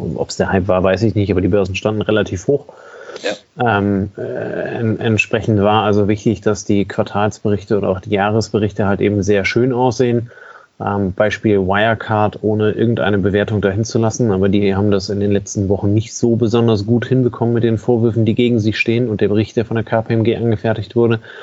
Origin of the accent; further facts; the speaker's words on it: Germany; bei uns in Deutschland